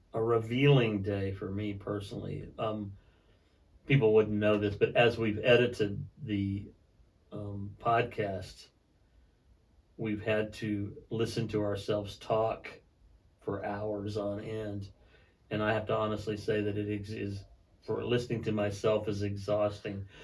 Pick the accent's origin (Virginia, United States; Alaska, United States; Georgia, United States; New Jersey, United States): Alaska, United States; I grew up in Alaska. I was born in Alaska